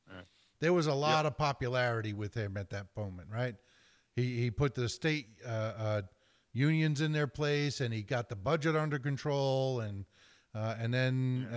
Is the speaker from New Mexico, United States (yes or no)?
no; New Jersey, United States; my home state of New Jersey